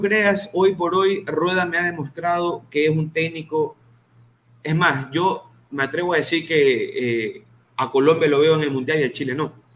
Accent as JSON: {"language": "Spanish", "country": "Ecuador", "said": "Yo que soy ecuatoriano"}